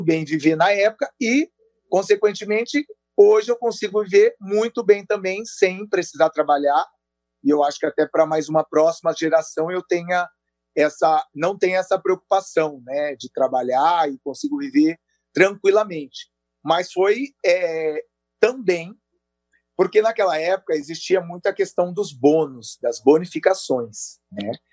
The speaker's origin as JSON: {"language": "Portuguese", "town": "Bauru", "region": "São Paulo", "country": "Brazil", "also_born_or_lived": "Natal", "said": "eu sou de Bauru"}